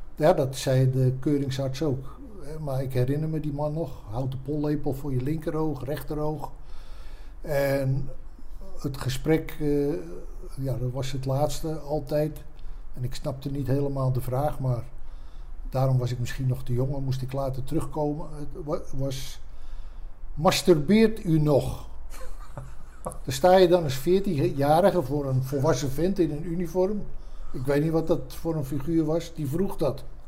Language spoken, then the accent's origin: Dutch; Haarlem, North Holland, Netherlands; also born or lived in Amstelveen; Ik ben geboren in eh, Amstelveen en op vijf of zesjarige leeftijd verhuisd naar Haarlem